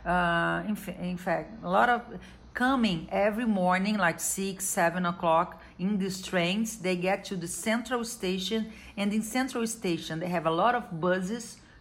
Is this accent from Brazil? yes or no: yes; Rio de Janeiro, Brazil; I'm a carioca da Gema, born and raised in Rio de Janeiro.